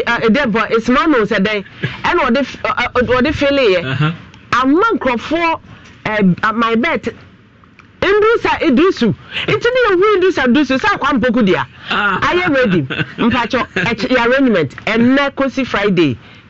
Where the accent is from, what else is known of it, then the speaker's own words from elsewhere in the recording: Kenya; Because I am a Kenyan queen mother.